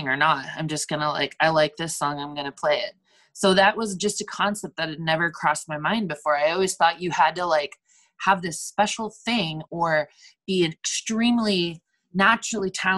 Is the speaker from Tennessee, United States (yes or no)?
no; Napa, California, United States; moved away as an adult; now in Portland, United States; my hometown in Napa, it was just like boring, nothing